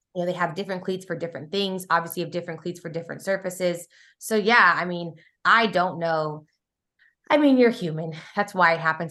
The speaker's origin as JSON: {"language": "English", "town": "Kansas City", "region": "Missouri", "country": "United States", "tie": "born or raised there", "said": "I grew up in Kansas City, you guys. Like, that's where I spent my formidable years, you know, had my teenage years there."}